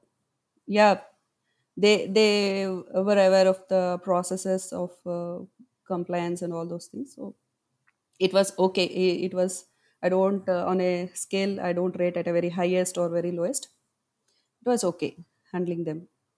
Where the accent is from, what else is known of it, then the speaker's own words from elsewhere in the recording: Hyderabad, Telangana, India; from Hyderabad, India.